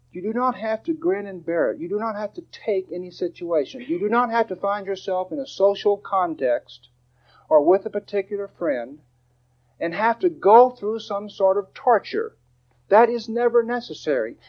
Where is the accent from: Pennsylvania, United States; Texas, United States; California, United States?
Texas, United States; Dallas; I'm from Dallas.